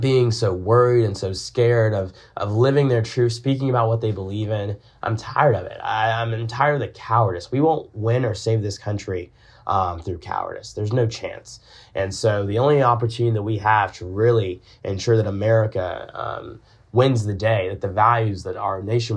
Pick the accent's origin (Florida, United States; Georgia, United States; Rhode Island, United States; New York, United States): Georgia, United States; Augusta; I'm from Augusta, Georgia. I'm from Augusta, where there is nothing we hold more dear than the sport of golf